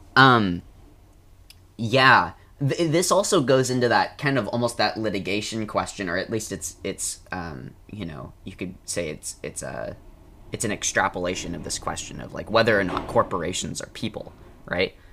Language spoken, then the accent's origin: English; United States; I'm American